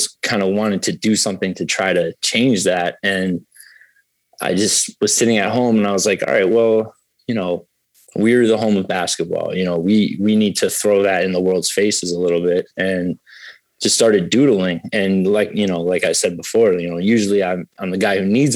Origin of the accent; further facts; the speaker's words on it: Springfield, Massachusetts, United States; I was raised in Springfield, so I'm from a city